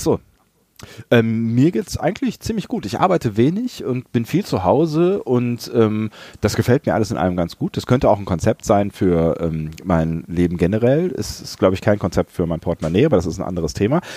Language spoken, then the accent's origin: German; near Langerwehe, near Aachen, North Rhine-Westphalia, Germany; moved away; Langerwehe, nah an meiner alten Heimat.